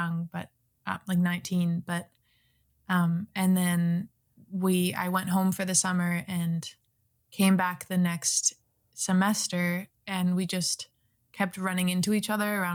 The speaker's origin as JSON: {"language": "English", "region": "British Columbia", "country": "Canada", "also_born_or_lived": "Boston, United States", "said": "I'm Canadian"}